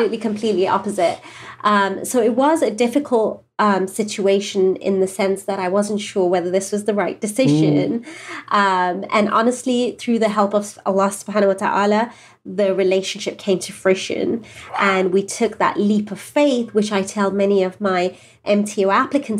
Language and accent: English; England, United Kingdom; moved away as an adult; now in Southern California, United States; we're from England originally, and we've only been here a couple of years